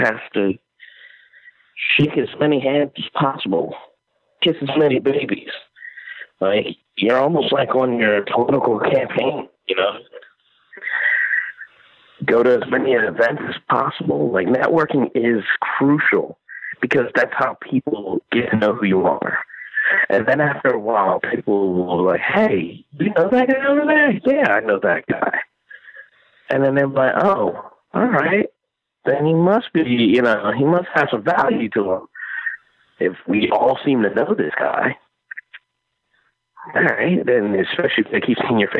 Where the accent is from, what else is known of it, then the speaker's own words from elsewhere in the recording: Jamaica; now in United States; I'm Jamaican